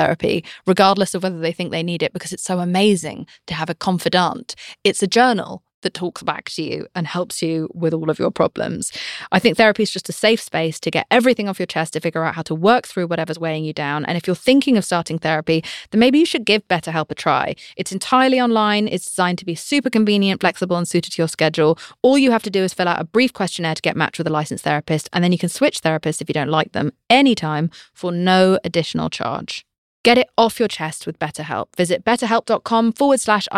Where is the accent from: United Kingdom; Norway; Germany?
United Kingdom; I'm British.